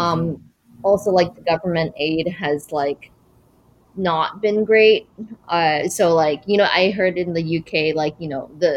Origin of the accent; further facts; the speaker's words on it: Vancouver, British Columbia, Canada; moved away as an adult; now in New York, United States; I'm from Vancouver. I was born in Vancouver, but I left when I was 21